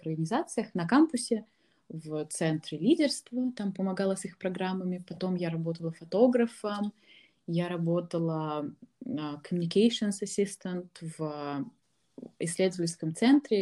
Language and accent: Russian; Ufa, Bashkortostan, Russia; moved away as an adult; я из Уфы